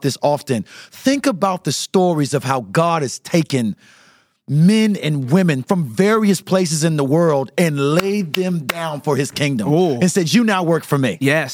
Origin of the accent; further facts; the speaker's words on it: St. Petersburg, Florida, United States; I am from Southside St. Petersburg